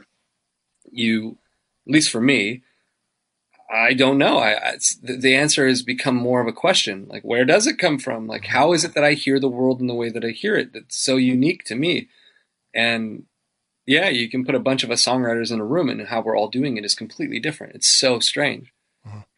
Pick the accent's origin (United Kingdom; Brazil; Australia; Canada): Canada; I'm so Canadian